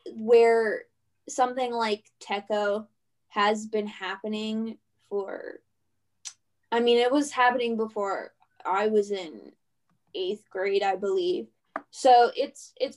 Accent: Pittsburgh, Pennsylvania, United States; I am from Pittsburgh, Pennsylvania

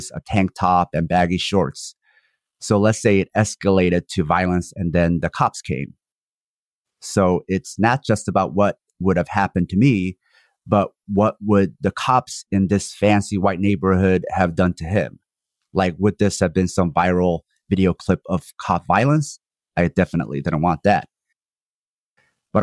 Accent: South Korea; now in United States; I'm a Korean born in one Korea, which was cleaved in half by the empire. I currently reside in the U.S.

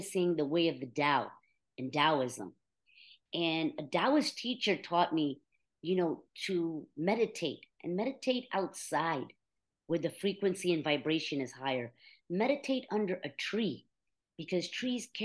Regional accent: United States; also born or lived in India; we moved here when I was just 1 year old

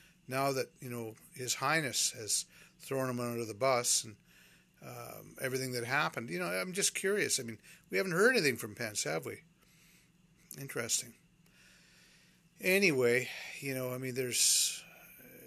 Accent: Canada; also born or lived in Vancouver, Canada; I'm a Canadian

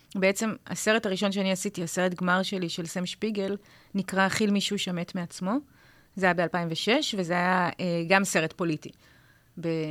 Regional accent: Israel

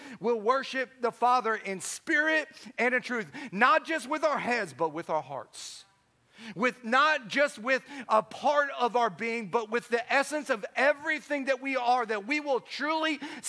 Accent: Chicago, Illinois, United States; I was like, dude, I'm from Chicago. I only spent 2 years in those places, but I've been spending 20 years trying to get them out of me.

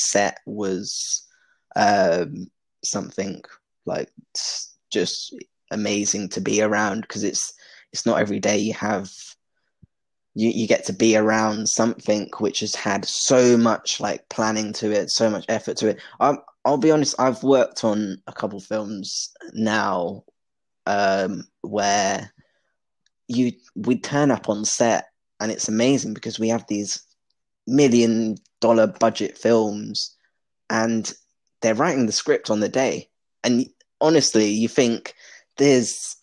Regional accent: London, United Kingdom; also born or lived in Cornwall / Belfast; growing up in London

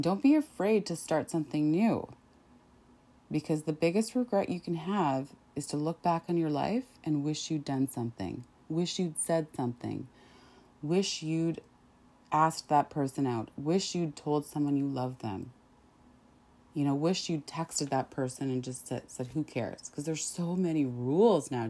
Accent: Saskatchewan, Canada; growing up in Saskatchewan and dealing with some of that racism

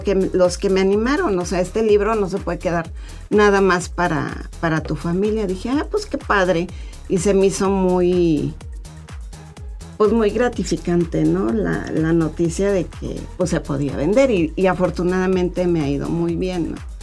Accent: Mexico City, Mexico; moved away; la Ciudad de México porque ahí es donde yo soy chilanga, como dijeran por acá

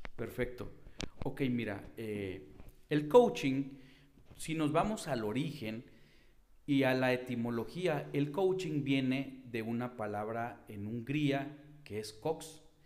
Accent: Hermosillo, Sonora, Mexico; soy de la ciudad de Hermosillo.

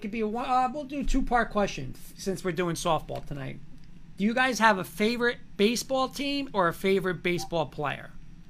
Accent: Garfield, New Jersey, United States; Coach, I grew up in Garfield my whole life

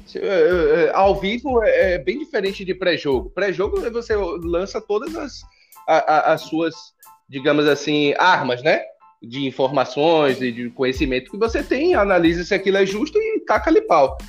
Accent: Brazil; somos brasileiros

